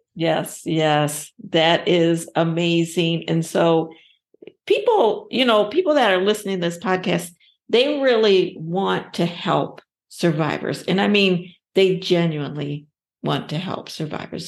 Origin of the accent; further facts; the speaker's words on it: Ohio, United States; my home state, Ohio